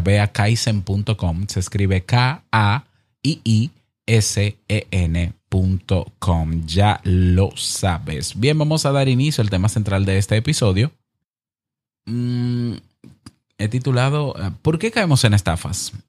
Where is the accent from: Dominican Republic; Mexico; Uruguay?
Dominican Republic; En mi país, la República Dominicana